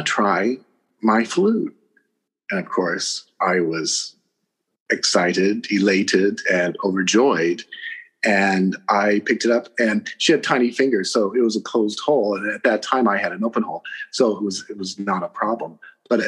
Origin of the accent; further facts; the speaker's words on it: Nebraska, United States; moved away; also born or lived in Colorado; I grew up in Nebraska, and then I moved to Colorado